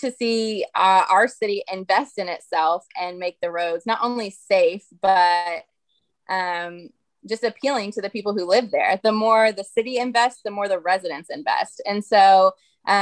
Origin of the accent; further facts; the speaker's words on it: Oklahoma City, Oklahoma, United States; also born or lived in Tulsa, Oklahoma / Norman, Oklahoma / The Village, Oklahoma; And then I grew up in Southeast Oklahoma City.